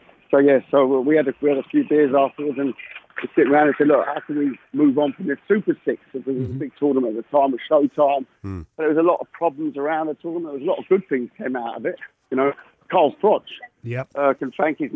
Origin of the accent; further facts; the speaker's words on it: London, United Kingdom; I'm a Londoner